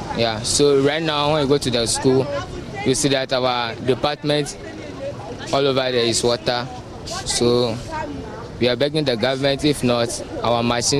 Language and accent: English; Sogakope, Volta, Ghana; I'm from Sogakope